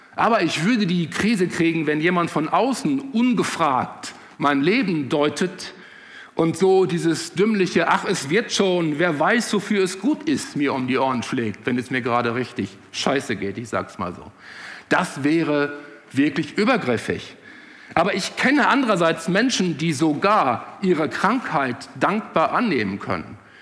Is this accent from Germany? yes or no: no; Netherlands; moved away; Ich kann als ehemaliger Holländer sagen, ich war ja kein Deutscher, ich war Holländer